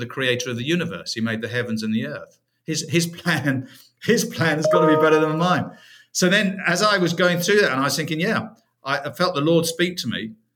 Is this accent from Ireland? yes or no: no; United Kingdom; moved away as an adult; now in United States; originally from uh, the UK, first 44 years of my life were in the UK